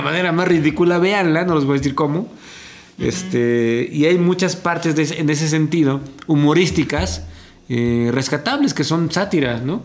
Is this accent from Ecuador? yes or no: no; Mexico; yo como mexicano